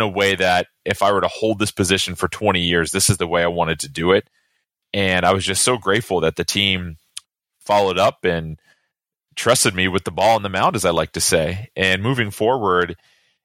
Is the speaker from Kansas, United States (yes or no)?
no; California, United States; I grew up with in California